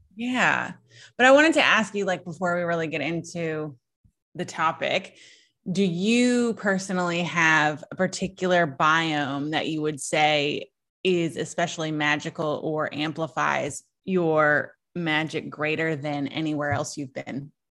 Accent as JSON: {"language": "English", "region": "Southeast Virginia", "country": "United States", "tie": "born or raised there", "also_born_or_lived": "Smoky Mountains", "said": "I grew up, you know, I grew up in Southeast Virginia"}